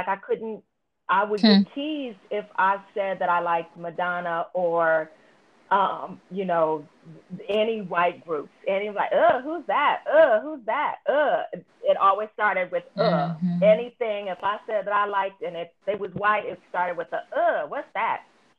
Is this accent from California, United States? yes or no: yes; California, United States; So I grew up in Northern California, Southern California. Northern California, all my friends were white or, you know, or other multicultural.